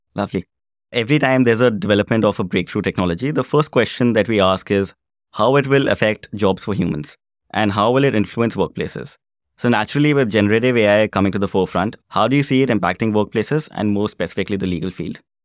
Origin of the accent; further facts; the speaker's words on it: India; moved away as an adult; now in Belfast, United Kingdom; I'm originally from India, and I was a practicing solicitor back home